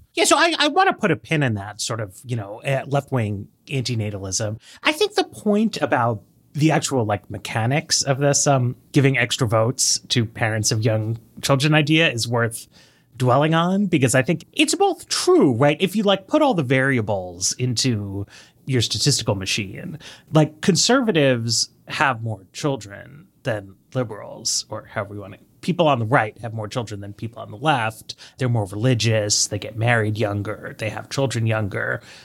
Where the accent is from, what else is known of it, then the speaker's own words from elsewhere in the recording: New York City, New York, United States; moved away as an adult; now in Washington, D.C., United States; And I grew up in New York City, in Greenwich Village